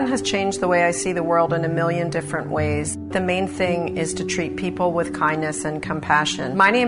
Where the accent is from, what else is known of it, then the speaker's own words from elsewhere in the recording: Haddonfield, New Jersey, United States; also born or lived in North Wildwood, New Jersey; I'm the mom of three boys, and I'm from Haddonfield and North Wildwood, New Jersey.